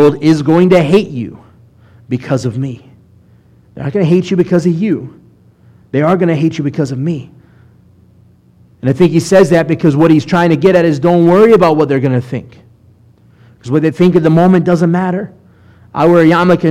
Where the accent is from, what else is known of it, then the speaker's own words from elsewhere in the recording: Mobile, Alabama, United States; I grew up in Mobile for middle school and high school